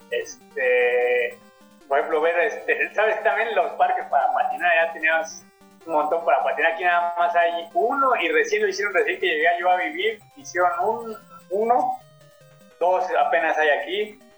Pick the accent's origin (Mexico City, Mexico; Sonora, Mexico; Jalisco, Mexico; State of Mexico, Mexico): Mexico City, Mexico; accent: chilango; now in Uruapan, Mexico; oye, ¿tú hablo con acento chilango o ya hablo con acento de acá? No lo sé.